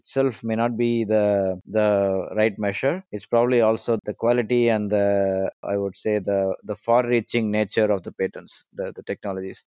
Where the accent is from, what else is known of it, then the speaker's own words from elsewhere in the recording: India; I'm from India